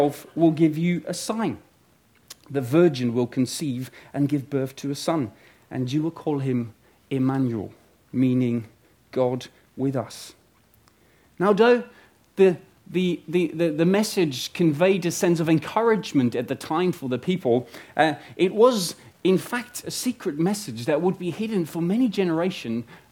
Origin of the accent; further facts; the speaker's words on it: Netherlands; moved away; I'm originally from Holland